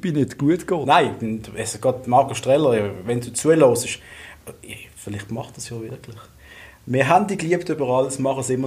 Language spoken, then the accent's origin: German; Basel, Basel-Stadt, Switzerland; ich, ich, bin, ich bin ein Basler, ich sage Bua.